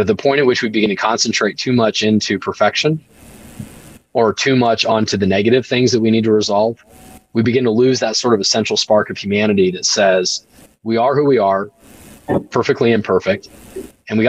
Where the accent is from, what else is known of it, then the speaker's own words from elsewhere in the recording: United States; I was born in America, and I'm so blessed for